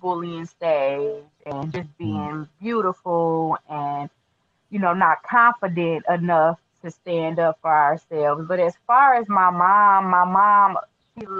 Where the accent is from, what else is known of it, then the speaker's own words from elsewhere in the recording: Flint, Michigan, United States; also born or lived in California; I was born in California, mm-hmm. but I was raised in Michigan, Flint, Michigan.